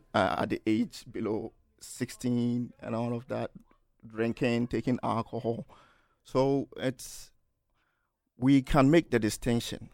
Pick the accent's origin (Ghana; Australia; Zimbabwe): Ghana; Kumasi, Ashanti; moved away as an adult; now in Manchester, United Kingdom; I'm from Ghana, Kumasi, Ghana, and a student at the University of Manchester